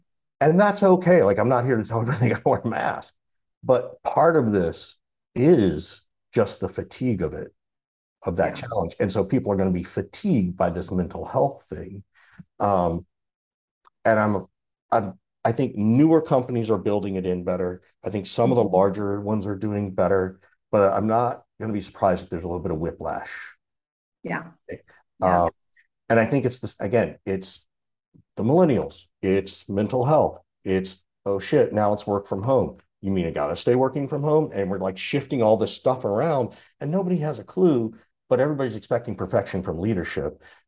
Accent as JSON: {"language": "English", "region": "Deep South", "country": "United States", "tie": "born or raised there", "said": "And growing up in the Deep South, it was like, well, you know, I had to go to couples thing."}